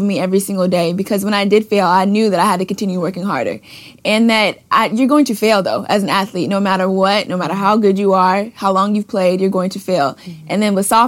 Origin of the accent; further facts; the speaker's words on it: Clearwater, Florida, United States; moved away; also born or lived in Baton Rouge, Louisiana; I'm from Florida